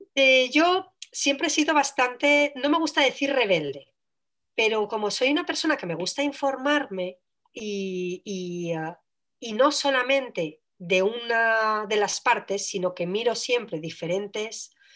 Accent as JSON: {"language": "Spanish", "country": "Switzerland", "tie": "born or raised there", "said": "yo nací en Suiza"}